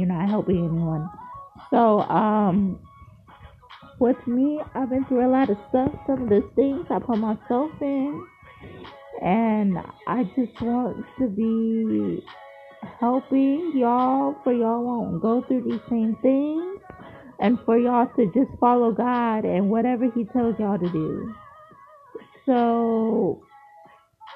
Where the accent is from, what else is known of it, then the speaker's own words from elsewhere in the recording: Largo, Florida, United States; moved away as an adult; now in Columbia, United States; I'm from Largo, Florida. I moved to Columbia, South Carolina this year.